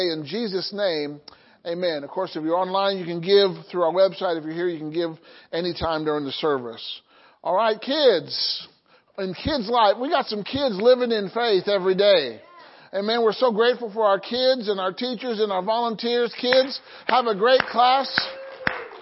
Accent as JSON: {"language": "English", "region": "Illinois", "country": "United States", "tie": "born or raised there", "said": "my hometown in Illinois"}